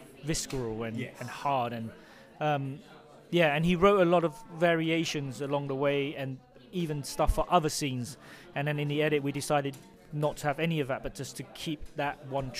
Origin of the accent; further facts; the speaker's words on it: London, United Kingdom; also born or lived in Cambodia / Vietnam; I grew up in London, Britain. And I feel very British